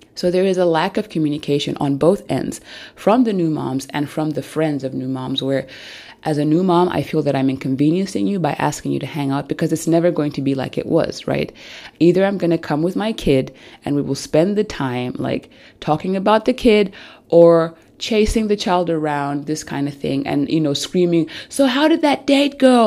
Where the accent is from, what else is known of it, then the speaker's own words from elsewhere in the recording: Zambia; now in Germany; I come from Zambia, but I live in Germany, and I do not have my family and my extended family here with me